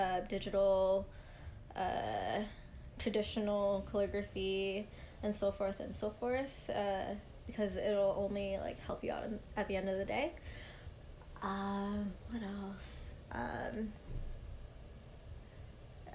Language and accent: English; Mississauga, Ontario, Canada; also born or lived in St. Catharines; I'm born and raised in Mississauga.